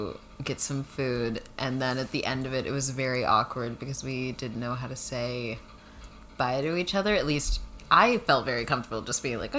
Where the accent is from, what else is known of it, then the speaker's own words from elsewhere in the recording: Northern Virginia, United States; I grew up in a primarily white area, and I was very awkward-looking. I'm from Northern Virginia.